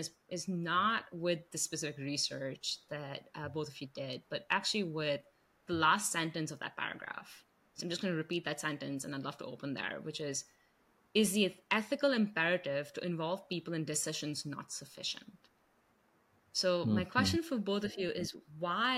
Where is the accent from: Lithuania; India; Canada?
India; now in United States; I grew up in India, in Asian cultures